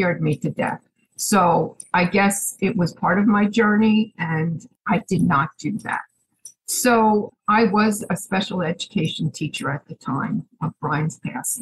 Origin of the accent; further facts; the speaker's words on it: Chatham, New Jersey, United States; moved away as an adult; now in Pennsylvania, United States; I'm originally from Chatham, New Jersey. I moved up to Pennsylvania recently